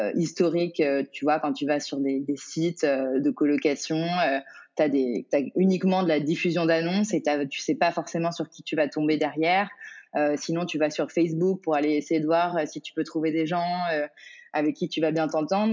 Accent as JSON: {"language": "French", "town": "Paris", "region": "Île-de-France", "country": "France", "tie": "born or raised there", "said": "j'ai grandi à Paris"}